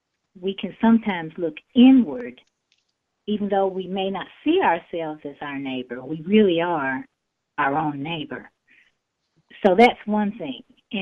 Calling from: Houston, Texas, United States; I am calling from Houston.

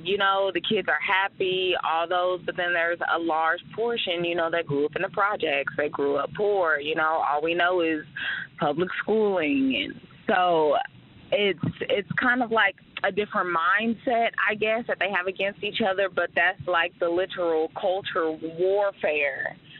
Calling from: Lawton, Oklahoma, United States; calling from Lawton, Oklahoma.

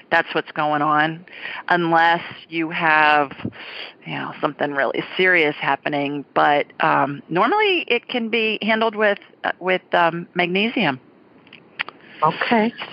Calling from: Minneapolis, Minnesota, United States; I'm calling from Minneapolis.

